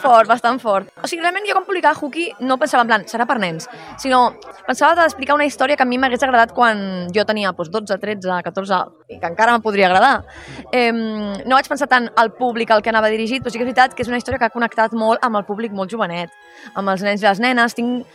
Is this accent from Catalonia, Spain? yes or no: yes; Catalonia, Spain; first language Catalan; sóc catalana, europea, espanyola